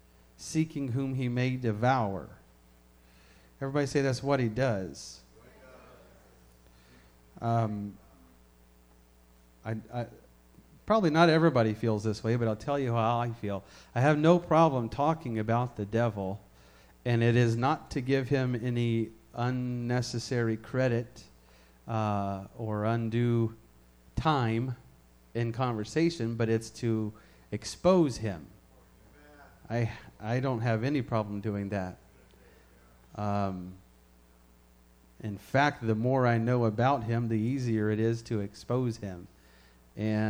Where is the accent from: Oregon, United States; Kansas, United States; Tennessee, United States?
Tennessee, United States; Memphis; where I grew up in Memphis, we have a zoo